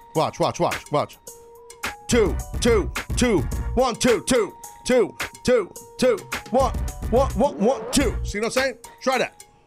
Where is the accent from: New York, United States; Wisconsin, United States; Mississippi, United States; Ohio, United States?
New York, United States; New York City; it's my hometown